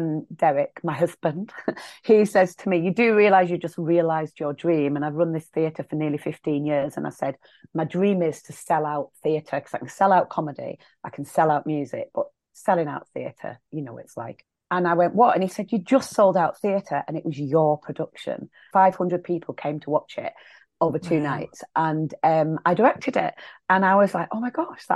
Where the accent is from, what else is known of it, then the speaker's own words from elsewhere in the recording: Millom, North West England, United Kingdom; I'm in my hometown.